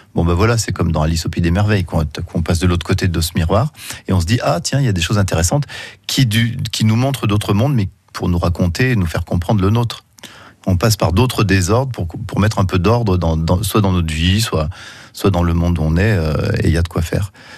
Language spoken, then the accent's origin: French; Saint-Étienne, Auvergne-Rhône-Alpes, France; Saint-Étienne, hein, puisque c'est ma ville natale